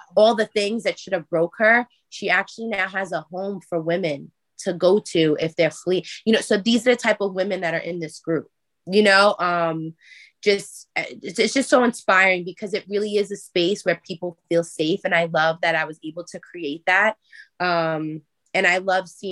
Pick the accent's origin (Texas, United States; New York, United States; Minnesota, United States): New York, United States; I'm from New York